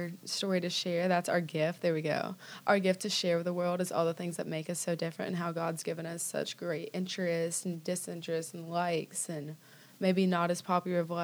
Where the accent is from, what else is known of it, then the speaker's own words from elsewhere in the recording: Destin, Florida, United States; moved away as an adult; now in Birmingham, United States; I grew up in Destin, Florida.